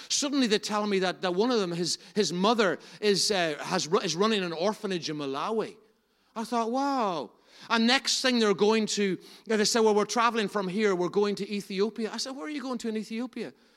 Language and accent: English; Enniskillen, Northern Ireland, United Kingdom; I'm from Enniskillen